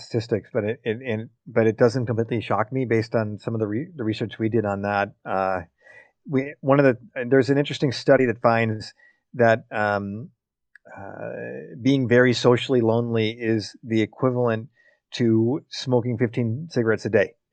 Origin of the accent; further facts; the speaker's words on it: United States; as an American guy